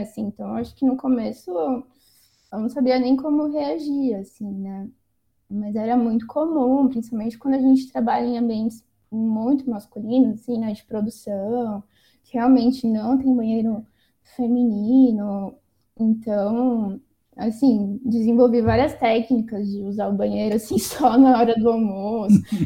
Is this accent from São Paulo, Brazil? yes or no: yes; São Paulo, Brazil; also born or lived in Mato Grosso do Sul / Carapicuíba; eu cresci assim entre São Paulo, passei um pouquinho em Mato Grosso do Sul